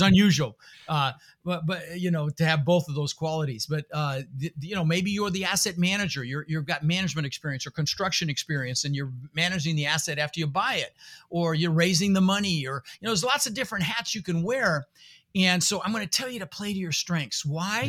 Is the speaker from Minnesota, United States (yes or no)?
no; Denver, Colorado, United States; English is a second language; also born or lived in Netherlands; I was born in the Netherlands, you know, think wooden shoes and windmills. Uh, immigrated when I was six years old with my brother Albert and my mother Zvonta. Uh, we ended up in Denver, Colorado